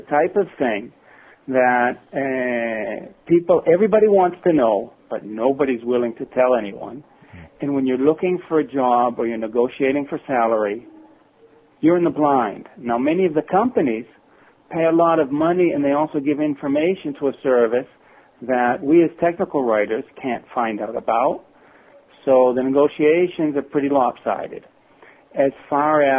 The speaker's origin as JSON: {"language": "English", "town": "Worcester", "region": "Massachusetts", "country": "United States", "tie": "born or raised there", "moved": "yes", "lives_now": "northern Israel", "said": "I was born and raised in Worcester, Massachusetts."}